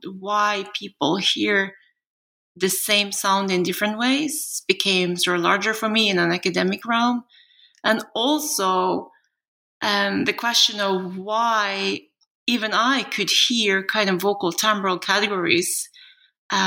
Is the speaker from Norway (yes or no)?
yes; Norway; moved away; also born or lived in South Korea / United States; I'm a Norwegian national, but I was adopted from Korea at the age of two. And at that time, Norway was very homogeneous.